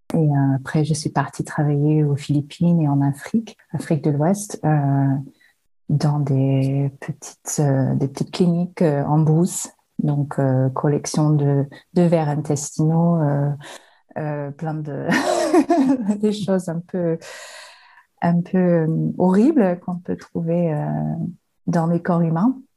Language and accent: French; Western Australia, Australia; also born or lived in Aude, France; now in France; j'ai grandi euh, en Australie occidentale dans le désert